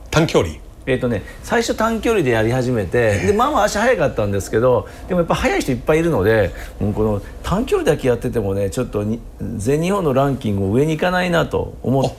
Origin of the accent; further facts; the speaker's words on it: Shanghai, China; now in Japan; 私上海出身ですけれども、